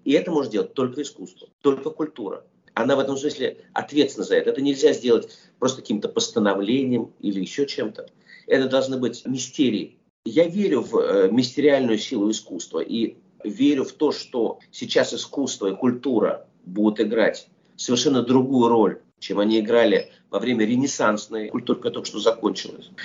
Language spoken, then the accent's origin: Russian; Russia; moved away as an adult; also born or lived in Soviet Union; я, был вырос а в России, прожил там все-таки очень много лет своей жизни